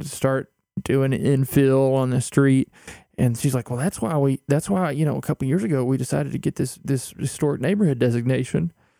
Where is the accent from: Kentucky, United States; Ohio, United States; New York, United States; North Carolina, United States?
Kentucky, United States; Louisa; And let me just say, coming from a dry county in eastern Kentucky, I don't think that's true.